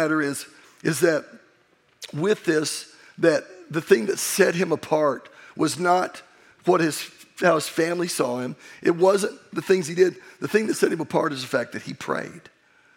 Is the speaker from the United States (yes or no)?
yes; Oklahoma, United States; I'm from Oklahoma